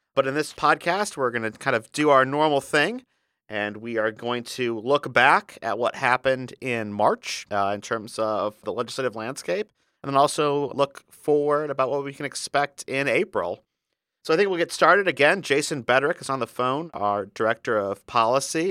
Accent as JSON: {"language": "English", "town": "South Bend", "region": "Indiana", "country": "United States", "tie": "born or raised there", "said": "my hometown, South Bend, Indiana"}